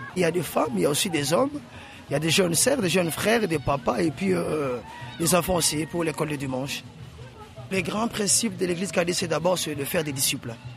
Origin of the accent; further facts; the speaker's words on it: Kinshasa, DR Congo; je suis de Kinshasa, Limité